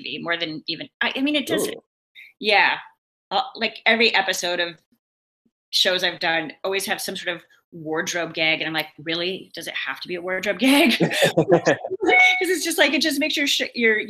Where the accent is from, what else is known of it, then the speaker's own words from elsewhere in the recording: Seattle, Washington, United States; I'm from Seattle, and I grew up, you know, like I came of age with a lot of the grunge artists